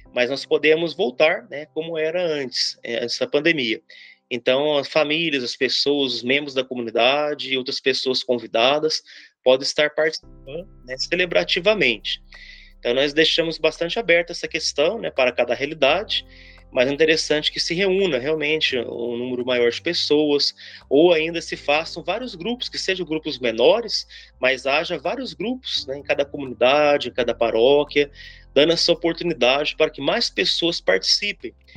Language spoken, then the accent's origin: Portuguese; Pouso Alegre, Minas Gerais, Brazil; now in Consolação, Brazil; sou natural de Pouso Alegre